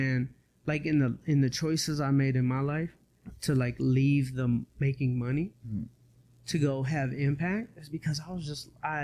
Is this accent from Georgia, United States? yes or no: yes; Atlanta, Georgia, United States; I'm from Atlanta